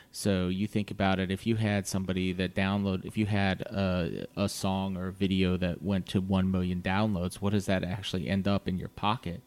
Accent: Virginia Beach, Virginia, United States; I grew up in Virginia Beach

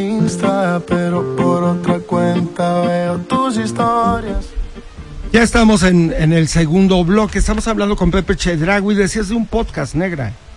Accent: Huauchinango, Puebla, Mexico; yo soy originario de Huachinango

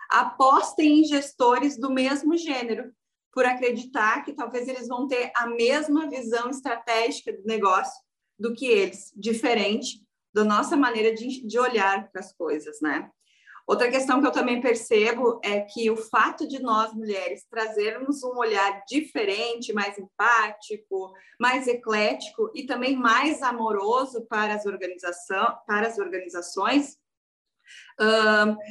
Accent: Rio Grande do Sul, Brazil; Então, eu sou gaúcha aqui do Rio Grande do Sul

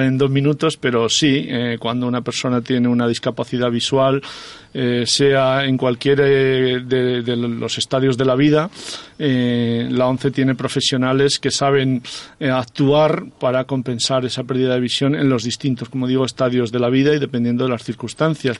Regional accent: Soria, Castile and León, Spain; moved away; also born or lived in Aragon; mi pueblo de Soria

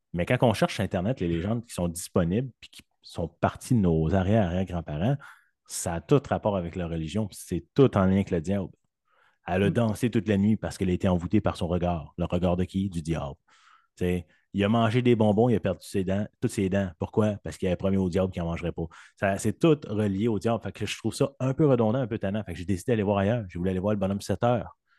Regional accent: Saint-Jérôme, Quebec, Canada; moved away as an adult; also born or lived in western Canada; je suis né à Saint-Jérôme

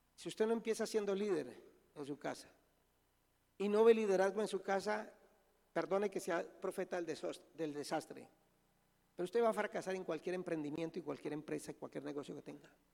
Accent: Colombia; soy colombiano

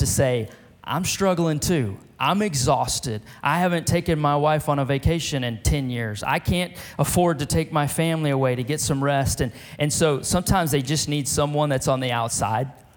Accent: Beaumont, Texas, United States; also born or lived in France / California; now in Lufkin, United States; my hometown of Beaumont, Texas

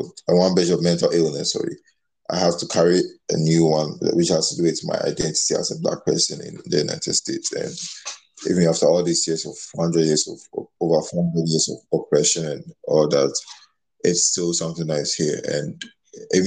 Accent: Ghana; moved away; growing up in Ghana.

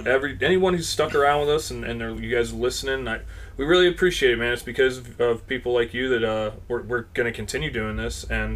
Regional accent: Pennsylvania, United States; we're from Pennsylvania. We both grew up here. And, I mean, we are literally, like, we're not even an hour drive from Gettysburg.

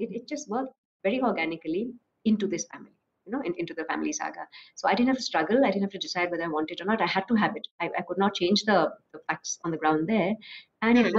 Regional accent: Assam, India; now in Bangalore, India; I live in Bangalore, I'm from Assam

